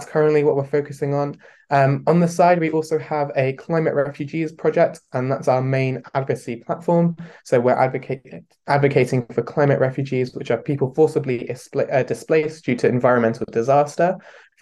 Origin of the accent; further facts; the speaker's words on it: London, United Kingdom; I'm 18 year old and I'm from London.